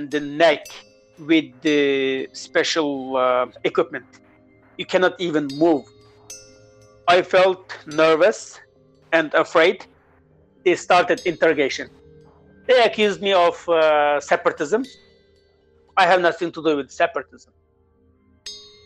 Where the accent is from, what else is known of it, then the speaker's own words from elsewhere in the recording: Uyghur region, Xinjiang, China; moved away; move back to my hometown, Uyghur region